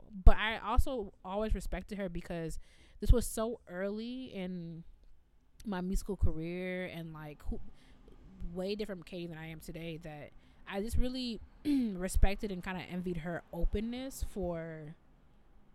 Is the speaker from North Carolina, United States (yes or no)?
no; Evanston, Illinois, United States; growing up in Evanston, I've been to a synagogue before